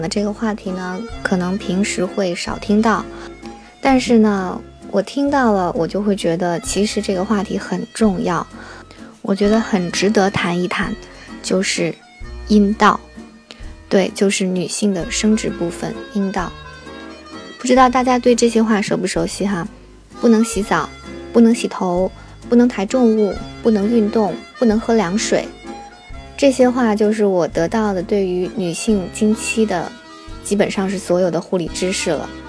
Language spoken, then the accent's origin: Chinese; Northeast China, China; 就比如有人问我，我是东北人啊，为什么讲话没有东北口音啊？